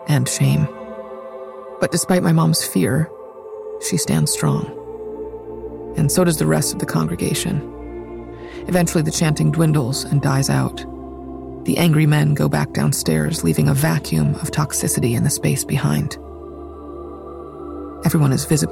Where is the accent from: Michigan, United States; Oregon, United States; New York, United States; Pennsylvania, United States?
New York, United States; Growing up in New York